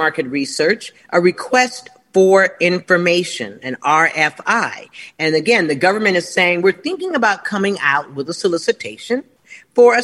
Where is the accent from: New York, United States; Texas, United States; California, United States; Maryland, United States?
California, United States; Los Angeles; moved away as an adult; I'm from Los Angeles and lived there all my life. I've only been gone about 7 years